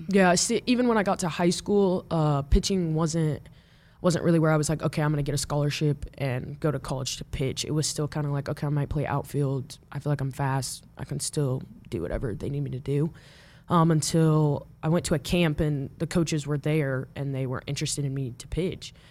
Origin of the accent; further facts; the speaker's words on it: Omaha, Nebraska, United States; moved away; I grew up in Omaha